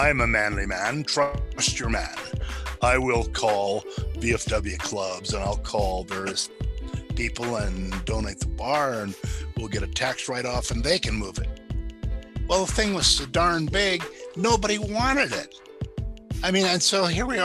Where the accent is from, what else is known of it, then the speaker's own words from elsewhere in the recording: South Dakota, United States; moved away; I'm originally from the Midwest, South Dakota.